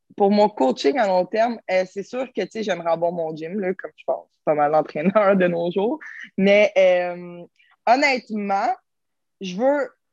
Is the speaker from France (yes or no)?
no; Terrebonne, Quebec, Canada; je viens de Terrebonne.